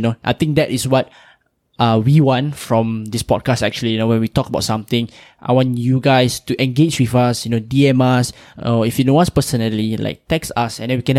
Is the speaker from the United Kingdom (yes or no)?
no; Singapore; we Singaporean Malays